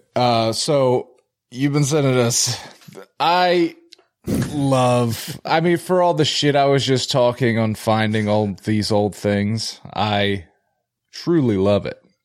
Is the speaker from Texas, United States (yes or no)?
no; Philadelphia, Pennsylvania, United States; I'm from Philly